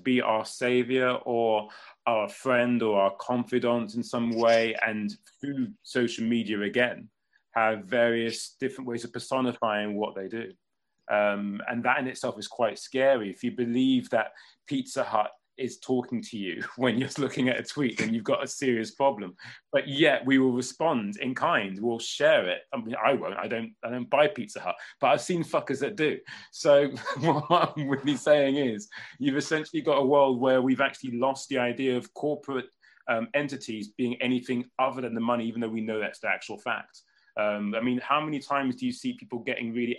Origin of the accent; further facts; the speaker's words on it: England, United Kingdom; I'm English